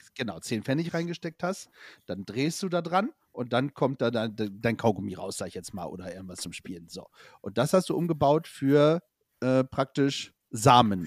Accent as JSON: {"language": "German", "area": "village between Bremerhaven and Bremen", "region": "Lower Saxony", "country": "Germany", "tie": "born or raised there", "said": "gebürtig aus Lunetown City, also ein kleines Dörfchen zwischen Bremerhaven und Bremen"}